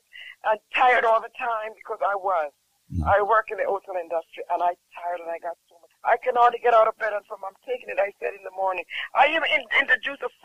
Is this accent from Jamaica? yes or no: yes; Jamaica; I'm from Jamaica